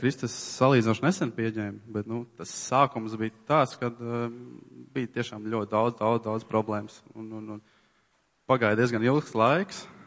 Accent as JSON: {"language": "Latvian", "town": "Tukums", "country": "Latvia", "said": "esmu no Tukuma"}